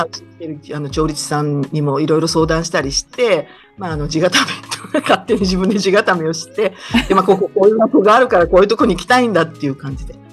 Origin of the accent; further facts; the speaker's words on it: Maniwa, Okayama, Japan; moved away as an adult; also born or lived in Shizuoka; now in Hamamatsu, Japan; 岡山県真庭市っていう、まあ、ちょっと山間部ですけれども、そちらで、うん、えっ、と、生まれ育って、高校生まではそこにいまして